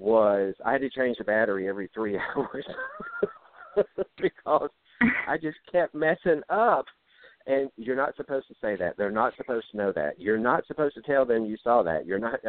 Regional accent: Jigger, Louisiana, United States; now in Monroe, United States; I'm from Jigger, Louisiana, living in Monroe, Louisiana, which is still less than an hour's drive from Jigger.

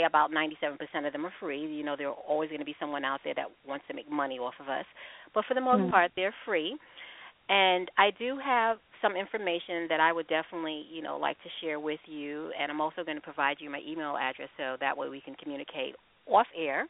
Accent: Long Island, New York, United States; I'm from New York, and I'm adopted as well. I was raised on Long Island

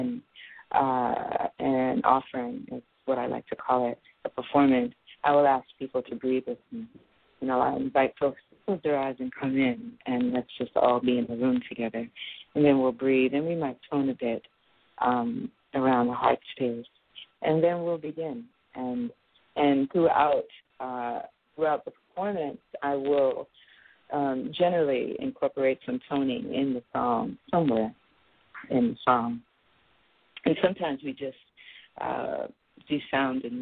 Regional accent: New York City, New York, United States; now in San Francisco Bay Area, United States; I'm a native New Yorker. I was born and raised in Brooklyn, New York.

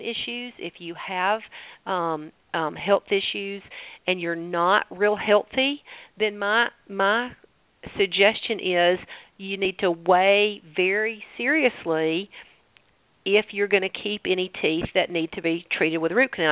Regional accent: the South, United States; accent: southern; my southern accent.

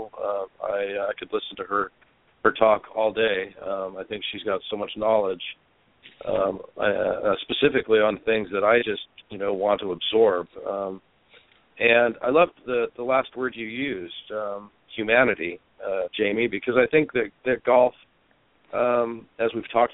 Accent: United States; also born or lived in Scotland; living in Europe as an American

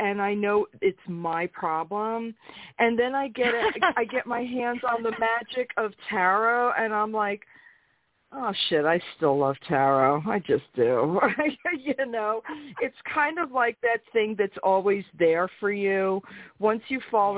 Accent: New York City, New York, United States; also born or lived in Brooklyn; raised in Queens

